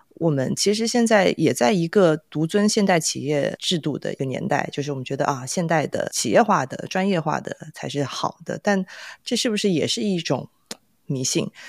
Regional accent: China; 我自己也来自于 中国民营企业之乡

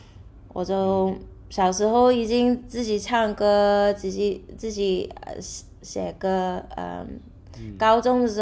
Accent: Macau; also born or lived in New York / Myanmar; now in United States; 我在纽约出生的，但是我就呃一出生就回去澳门，然后在缅甸也住过五年，然后呃高中才回去纽约，然后就在在美国那边住。

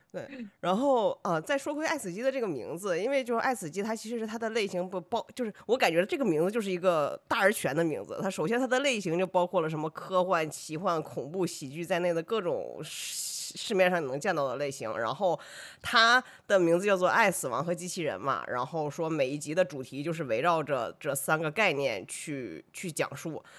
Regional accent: Northeast China, China; 我是一个东北人

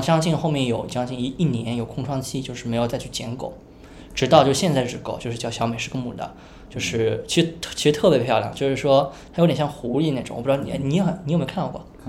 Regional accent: Shanghai, China; 因为我上海人嘛

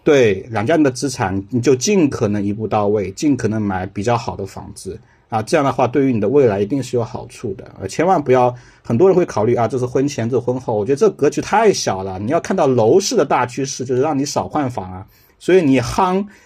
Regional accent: a county town in Jiangsu/Zhejiang, Jiangsu-Zhejiang area, China; moved away; 我家真的是在县城，我们家是一个叫六线县城，虽然是江浙，还是不错的

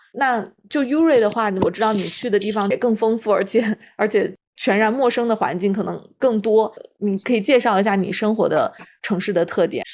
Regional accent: a small city in central China, China; moved away; 我是出生在就是中国中部的一个小城市

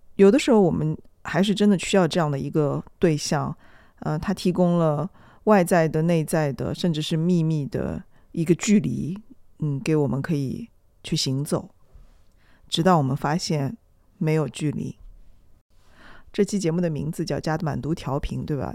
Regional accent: Shanghai, China; 我们上海人

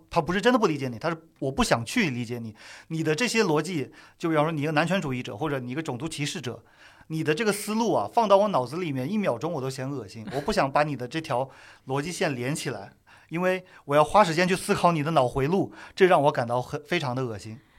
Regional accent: China; 作为中国人

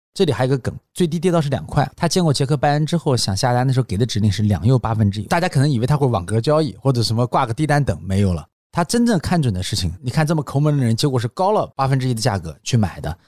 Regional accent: China; 我们中国人比较急

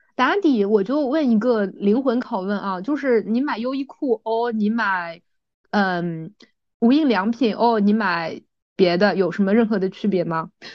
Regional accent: Shanghai, China; 对于我们上海人来说，它真的是一个从小的记忆

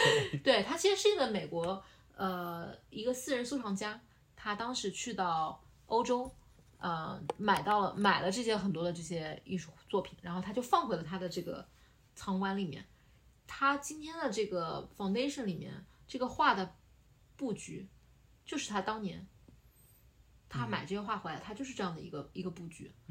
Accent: Nanjing, Jiangsu, China; 我觉得就是费城会就会 remind 我，呃，想到我的老家南京，

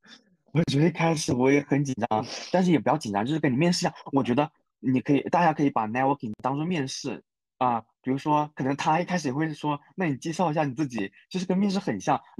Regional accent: China; now in Japan; 就是我一个外国人讲的话听不懂，那那不是你本地人的问题吗？那像我们中国人，如果一个外国人跟我们中文讲话

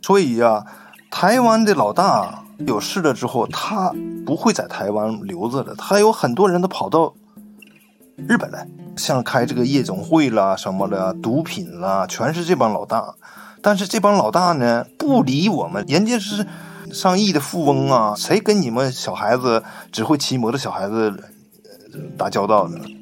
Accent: China; 我们中国人

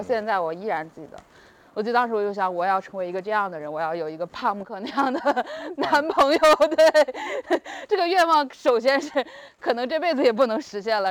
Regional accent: China; also born or lived in Beijing; 我们就是中国人

